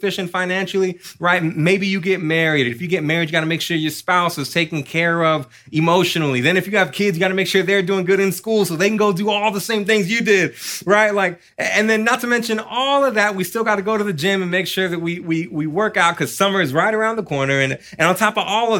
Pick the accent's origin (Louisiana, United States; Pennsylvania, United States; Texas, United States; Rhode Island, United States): Texas, United States; Austin; I was born and raised here in Austin